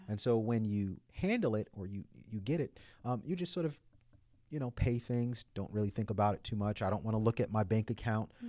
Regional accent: United States; As an American man

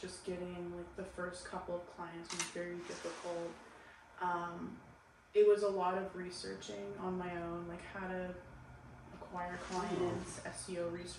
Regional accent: Portland, United States; I'm actually from Portland.

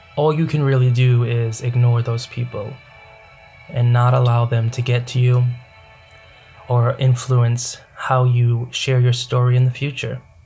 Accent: United States; I grew up in America.

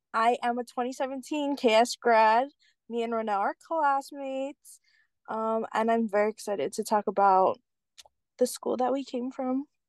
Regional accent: Keaau, Hawaii, United States; also born or lived in Hilo, Hawaii; I grew up in Cal, so I rode the Cal bus to school.

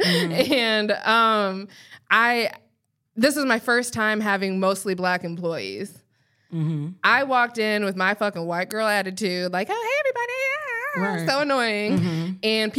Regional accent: Colorado, United States; Clearly there are, because I'm from there.

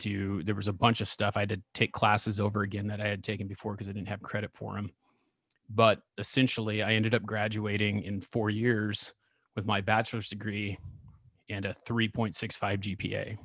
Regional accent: Ontario, Oregon, United States; I grew up in Ontario, Oregon, which is about thirty miles where I live from now

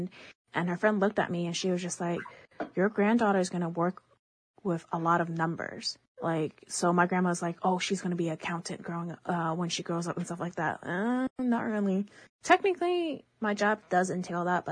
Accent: New York, United States; first language Chinese; English is a second language; growing up in New York, I grew up in a family

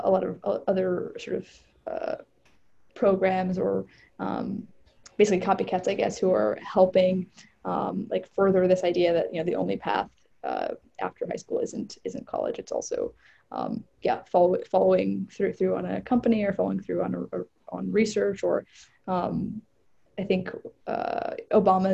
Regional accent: Northern Virginia, United States; I grew up in Northern Virginia, like the suburbs of Washington, D.C.

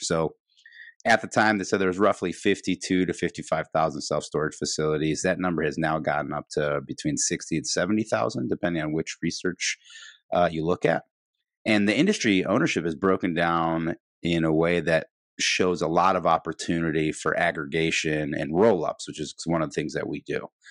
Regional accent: Midwest, United States; now in Chicago, United States; being a Midwesterner, living in Chicago

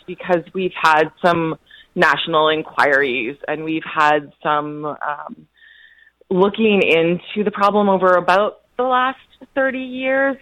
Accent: Canada; now in Los Angeles, United States; I'm a Canadian citizen, uh, currently working in Los Angeles, California

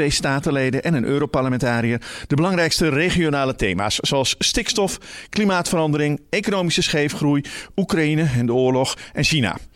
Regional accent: Limburg, Netherlands; Ik kom uit Limburg, niet Brabant.

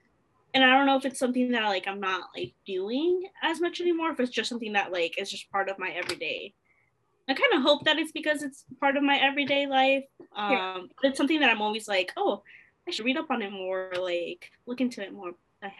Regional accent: Chicago, Illinois, United States; born there; also born or lived in New Jersey / Nevada / Virginia / Delaware; I was born in Chicago, Illinois, but I grew up in a military family because my dad was in the Air Force. So I got to live in New Jersey, in Nevada, Virginia, and a little bit in Delaware.

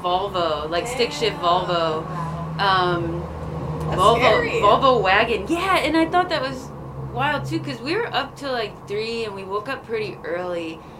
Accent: Clifton Springs, New York, United States; moved away; I am from Clifton Springs, New York. Which is near Rochester, New York.

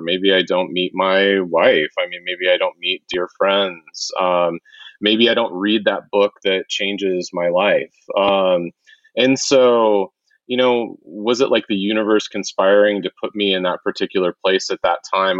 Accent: Wichita, Kansas, United States; I grew up in Wichita, Kansas

